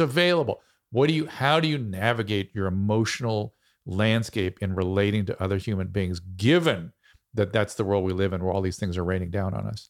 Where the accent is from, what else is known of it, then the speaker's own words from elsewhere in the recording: United States; I'm American